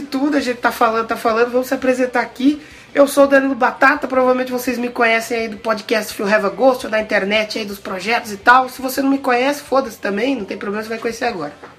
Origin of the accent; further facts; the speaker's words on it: Rio das Pedras, São Paulo, Brazil; a gente é do interior